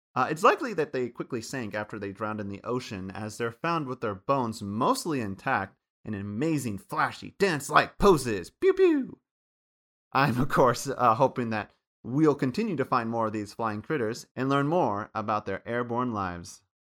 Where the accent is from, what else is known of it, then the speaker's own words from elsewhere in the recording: Kansas, United States; Where I grew up from in Kansas